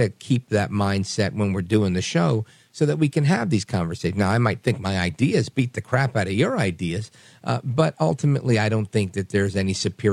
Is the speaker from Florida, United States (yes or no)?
no; New York, United States; now in New Jersey, United States; I'm from New York originally. I live in Jersey now.